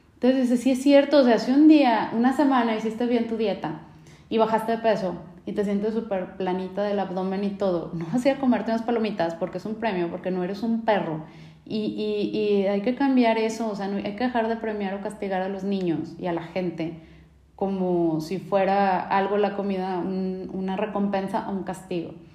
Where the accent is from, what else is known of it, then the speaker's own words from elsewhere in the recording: Mexico; nosotros como mexicanos, latinos